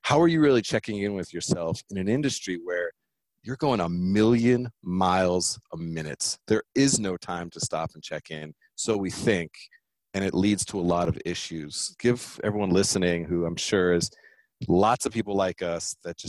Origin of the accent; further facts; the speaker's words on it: California, United States; I'm from California